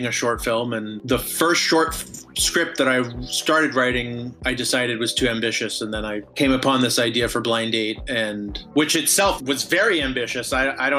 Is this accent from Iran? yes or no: no; Vancouver, British Columbia, Canada; moved away as an adult; also born or lived in United States; now in Los Angeles, United States; I grew up in Vancouver, Canada, even though I was born in the States